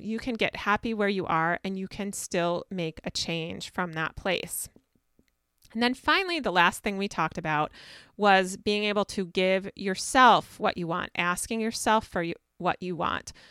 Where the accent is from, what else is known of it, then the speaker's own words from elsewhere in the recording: Minnesota, United States; I'm from Minnesota